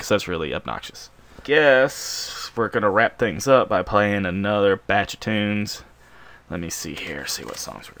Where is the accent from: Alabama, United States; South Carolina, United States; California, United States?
Alabama, United States; growing up in Alabama